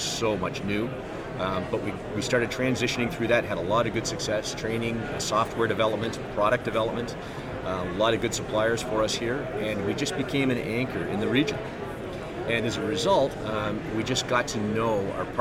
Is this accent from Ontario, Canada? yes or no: yes; Niagara Falls, Ontario, Canada; moved away; Originally from Niagara Falls, and I joined the Navy back in 1989